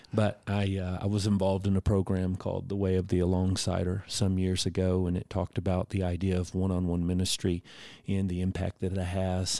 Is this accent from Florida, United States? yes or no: no; Houston, Texas, United States; moved away; I'm originally from Houston